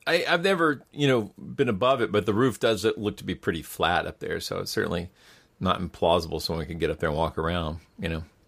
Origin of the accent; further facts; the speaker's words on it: Georgia, United States; my home state of Georgia